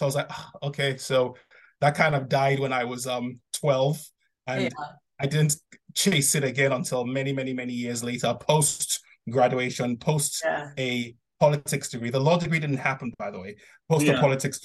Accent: Nigeria; I grew up in Nigeria

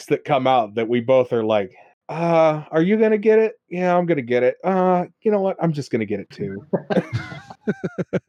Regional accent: Pennsylvania, United States; we're both from Pennsylvania

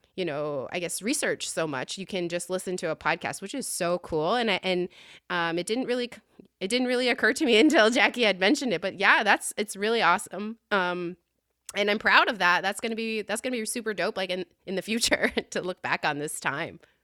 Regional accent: Utqiagvik, Alaska, United States; I was born and raised in Oud Kervig, um, formerly known as Barrow.

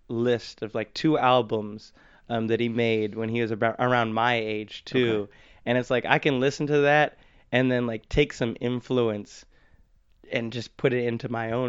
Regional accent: Minnesota, United States; now in Pittsburgh, United States; Minnesota, so okay. I come from the land

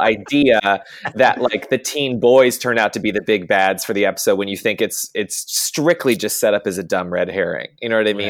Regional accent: the South, United States; I grew up in the South

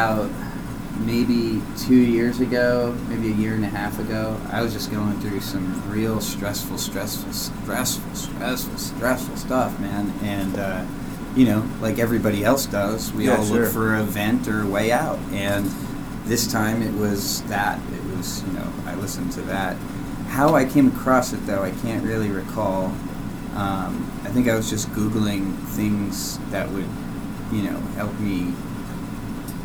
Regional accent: New Jersey, United States; Growing up in New Jersey before I moved to the more urban areas

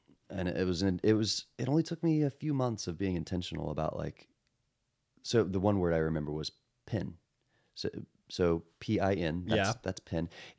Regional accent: Texas, United States; accent: Texas; And I grew up in Texas.

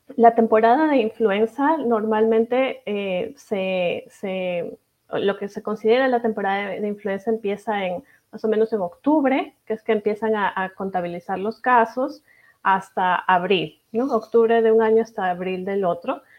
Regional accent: Peru; now in Kansas City, United States; yo soy de Perú, mi familia es de allá

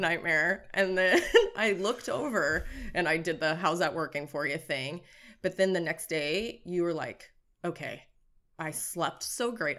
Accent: Nebraska, United States; moved away as an adult; now in Southern California, United States; I grew up in Nebraska and, um, basically became allergic to Nebraska in my late twenties, um, and then moved over here to Southern California.

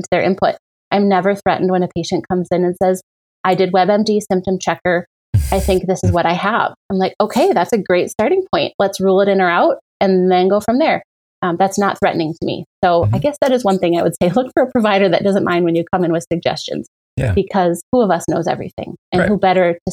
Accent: Menominee, Michigan, United States; now in Appleton, United States; I grew up in Menominee

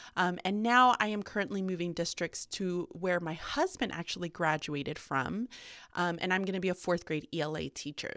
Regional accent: Houston, Texas, United States; moved away as an adult; also born or lived in Birmingham, Alabama; now in Pennsylvania, United States; I was born and raised in Houston, Texas

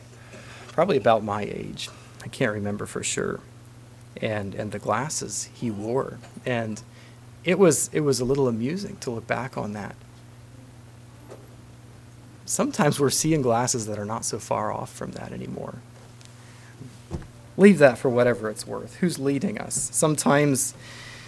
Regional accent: Holmes County, Ohio, United States; moved away; I come from Holmes County, Ohio

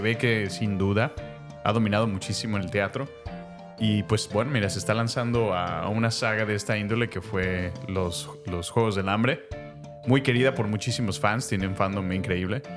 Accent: Mexico; la mayoría somos mexicanos, otros son, son americanos, pero de ascendencia latina, hispana, mexicana

